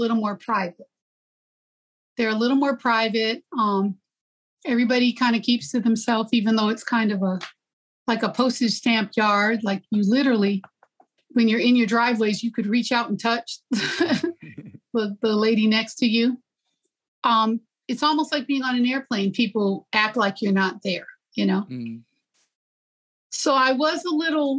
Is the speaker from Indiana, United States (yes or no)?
yes; Gary, Indiana, United States; moved away as an adult; also born or lived in Western Michigan; now in California, United States; my hometown of Gary